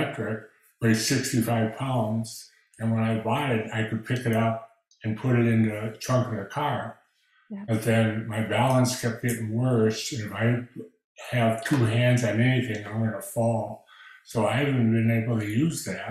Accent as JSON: {"language": "English", "region": "Minnesota", "country": "United States", "moved": "as an adult", "lives_now": "Texas, United States", "said": "I had to retire from my job because I'm from Minnesota, and walking with a cane or a walker in snow is not the easiest thing"}